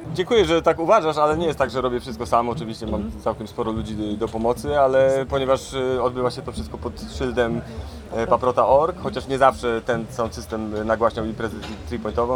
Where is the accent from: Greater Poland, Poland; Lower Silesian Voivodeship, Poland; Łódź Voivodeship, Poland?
Lower Silesian Voivodeship, Poland; Bogatynia; also born or lived in Zgorzelec; Jestem urodzonym z Gorzelczaninem, wychowanym w Bogatyni